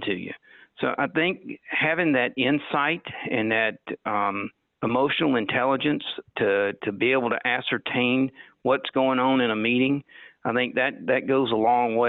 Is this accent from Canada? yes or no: no; Anderson, South Carolina, United States; now in Barberton, United States; the hometown I grew up in Anderson, South Carolina